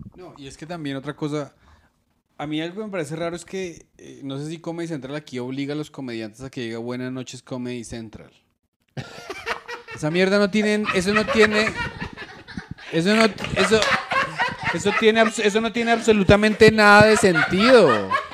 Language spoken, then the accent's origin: Spanish; Colombia; tenemos tradiciones como la colombiana de cuentería